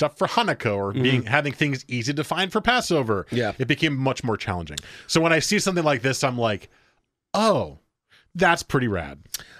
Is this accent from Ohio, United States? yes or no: no; New Jersey, United States; moved away; Especially since I moved out here... I grew up in New Jersey